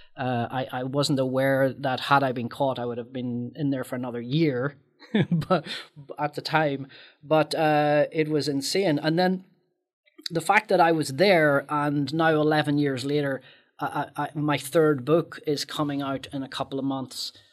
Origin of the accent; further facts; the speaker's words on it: Northern Ireland, United Kingdom; moved away; my life growing up in Northern Ireland during the Troubles